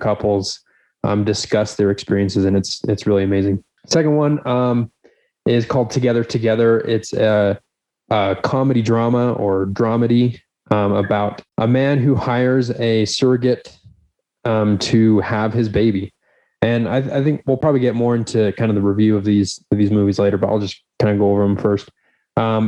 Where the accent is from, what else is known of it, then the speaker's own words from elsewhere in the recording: Spanish Fork, Utah, United States; I'm from Spanish Fork